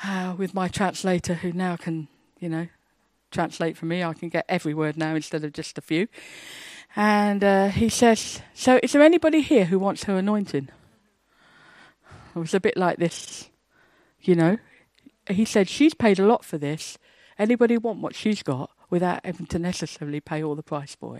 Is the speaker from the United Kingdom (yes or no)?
yes; England, United Kingdom; I'm an English, shy, quiet Baptist